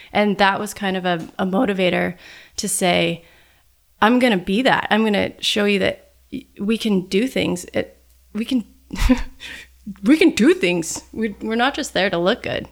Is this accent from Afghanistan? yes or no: no; Sun Valley, Idaho, United States; I actually grew up in Sun Valley